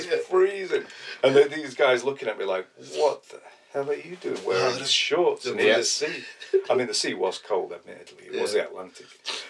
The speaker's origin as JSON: {"language": "English", "town": "Halifax", "region": "Yorkshire and the Humber", "country": "United Kingdom", "tie": "born there", "said": "Well, I was born in Halifax and I've lived all over the country and one or two other places. And I'm within 7 miles of where I was born."}